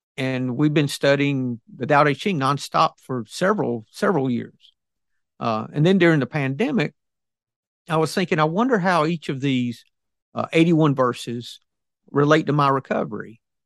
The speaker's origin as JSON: {"language": "English", "region": "the South", "country": "United States", "said": "I'm ob-, obviously from the South."}